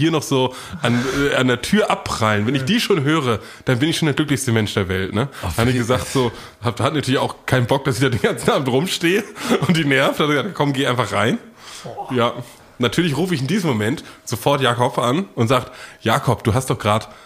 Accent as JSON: {"language": "German", "country": "United States", "said": "Ich komme aus den Staaten."}